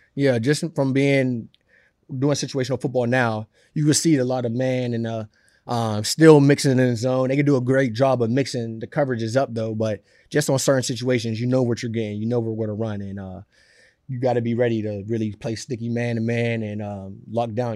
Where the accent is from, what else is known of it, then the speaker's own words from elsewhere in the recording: Pittsburgh, Pennsylvania, United States; now in New York, United States; I'm from Pittsburgh